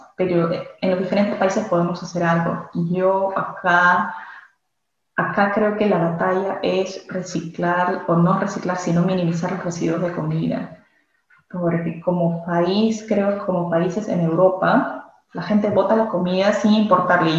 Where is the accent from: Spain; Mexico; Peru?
Peru; moved away as an adult; now in England; como bueno peruano me encanta comer